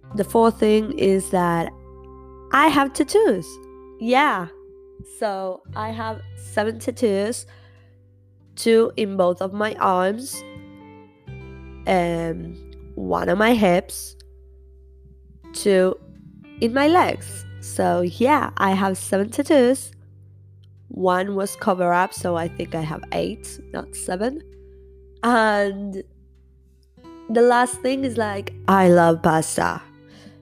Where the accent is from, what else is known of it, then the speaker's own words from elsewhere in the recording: Argentina; first language Spanish; English is a second language; I'm from Argentina. So yeah, English not my first language. Spanish is.